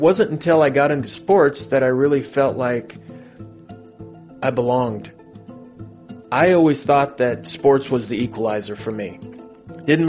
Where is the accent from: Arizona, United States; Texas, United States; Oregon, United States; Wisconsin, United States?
Oregon, United States; Southern; growing up in Southern Oregon